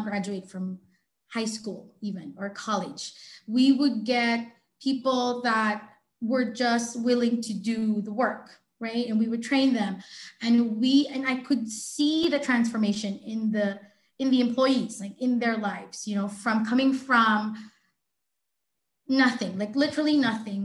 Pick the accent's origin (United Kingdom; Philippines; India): Philippines; in my home country, the Philippines